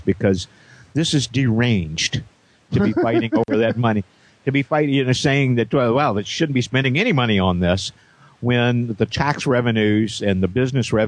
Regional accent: Indiana, United States; moved away; my hometown in Indiana

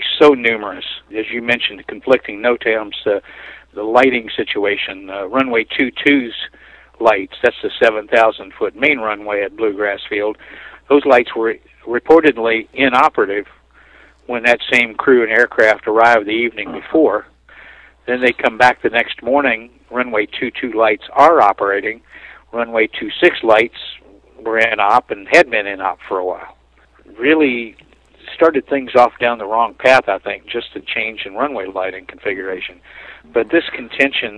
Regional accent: southern Indiana, United States; moved away; I was visiting my home town in southern Indiana, only about 45 miles from Lexington

